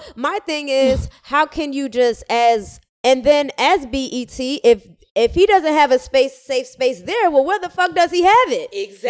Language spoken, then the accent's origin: English; Atlanta, Georgia, United States; moved away as an adult; also born or lived in Miami / Cambridge; I was born in Miami and then I grew up in Atlanta.